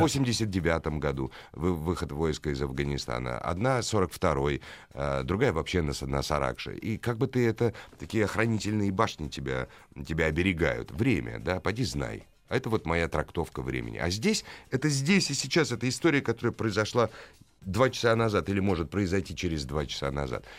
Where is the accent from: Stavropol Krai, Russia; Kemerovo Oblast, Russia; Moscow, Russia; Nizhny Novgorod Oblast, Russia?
Moscow, Russia; я москвич, и я не, не узнавал свой город